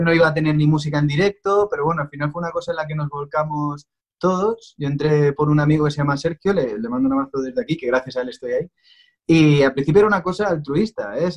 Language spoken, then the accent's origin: Spanish; Pinto, Community of Madrid, Spain; yo soy de, Pinto, de una localidad que está en Madrid, en, el centro de España.